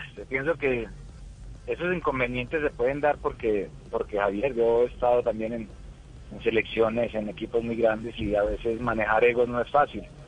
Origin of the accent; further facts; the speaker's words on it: Colombia; moved away as an adult; also born or lived in Peru; quiero mucho mi tierra